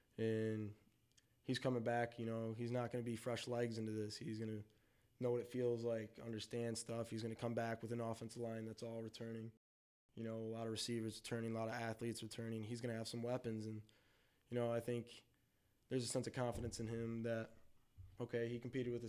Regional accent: Saginaw, Michigan, United States; we come from Saginaw

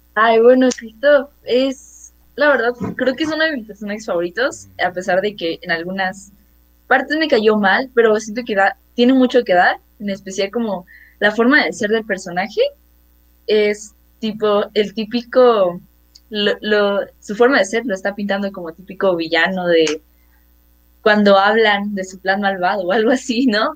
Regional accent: Mexico City, Mexico; yo tengo 13 años, eh, soy de la Ciudad de México

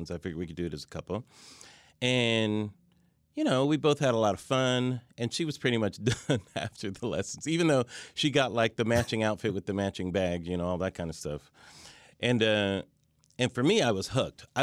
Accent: Pomona, California, United States; Pomona, California, Southern

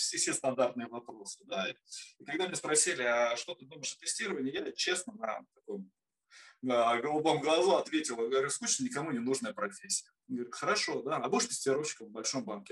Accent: Obninsk, Kaluga Oblast, Russia; Родился в городе Обнинске, а, в славном Лукограде.

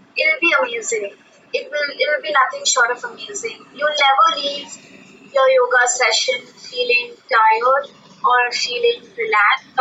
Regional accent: Pune, Maharashtra, India; We come from Pune

